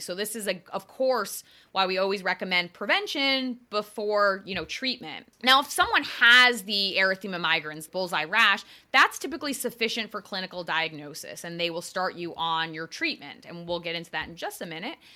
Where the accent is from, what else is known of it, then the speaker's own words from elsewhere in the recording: Eastern Connecticut, United States; moved away as an adult; also born or lived in Long Island, New York / New York City / Westchester, New York; I grew up in Eastern Connecticut